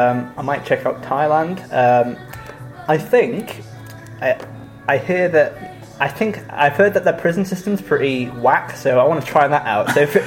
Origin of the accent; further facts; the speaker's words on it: Yorkshire and the Humber, United Kingdom; as a Yorkshireman